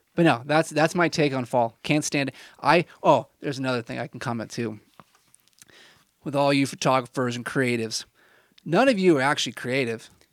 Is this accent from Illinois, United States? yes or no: yes; Illinois, United States; moved away as an adult; also born or lived in Indiana; this was my home for twenty s, well, if you don't include college, I don't know, twenty, twenty years or so